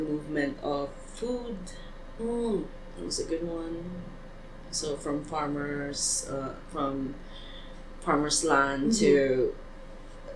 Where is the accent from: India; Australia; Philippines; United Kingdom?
Philippines; moved away; also born or lived in Hong Kong / United States; how beautiful my hometown is